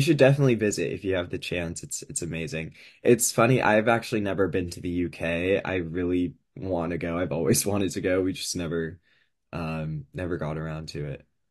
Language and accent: English; California, United States; I am from California.